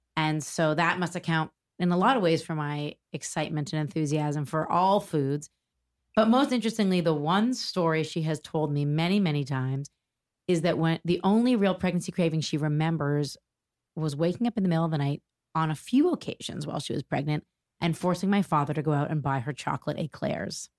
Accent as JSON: {"language": "English", "town": "Toronto", "region": "Ontario", "country": "Canada", "tie": "born or raised there", "moved": "as an adult", "lives_now": "New York, United States", "said": "I was born in Toronto, Canada. I'm Canadian, proudly Canadian, although I've lived in New York for over twenty years now."}